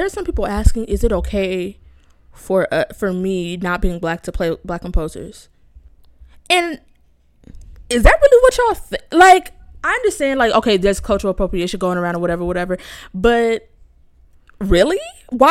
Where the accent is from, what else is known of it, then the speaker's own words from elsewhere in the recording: United States; I'm very lucky to have grown up in a community of black people, so I have been in touch with my history as much as you can as a black American